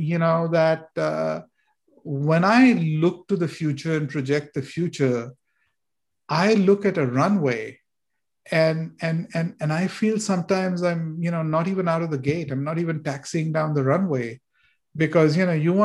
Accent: India; moved away; When I was growing up in India

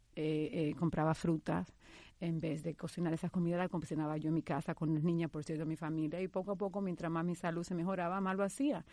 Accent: Dominican Republic; moved away as an adult; also born or lived in New York; now in United States; mi historia comienza hace 16 años cuando emigré de la República Dominicana a Nueva York

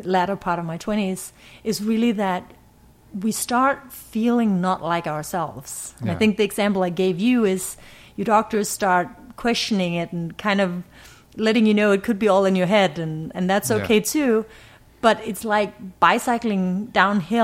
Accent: Ribe, Southern Denmark, Denmark; So I grew up in Denmark, small city, oldest town in Denmark.

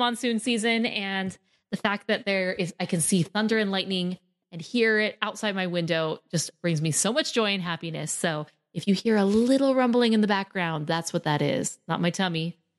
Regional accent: Arizona, United States; I'm from Arizona. We live in the desert

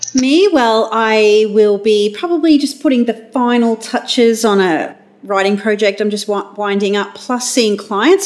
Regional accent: Australia

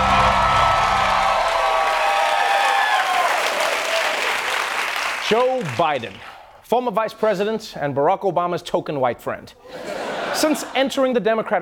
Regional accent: South Africa; moved away; my home country, South Africa

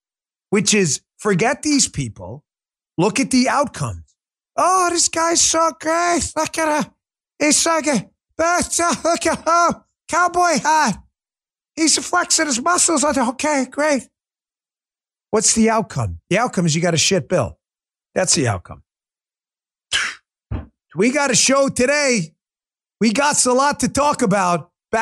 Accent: Queens, New York, United States; accent: New York; now in Florida, United States; I'm a Queens kid. I had to get rid of my New York accent because I came down here to Florida

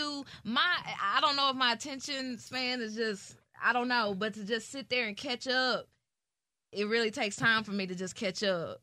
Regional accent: Nashville, Tennessee, United States; moved away; also born or lived in Georgia; I'm from Nashville, Tennessee

